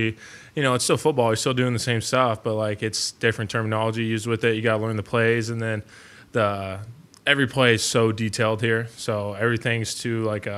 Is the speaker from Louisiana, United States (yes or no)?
no; Nebraska, United States; moved away; growing up in Nebraska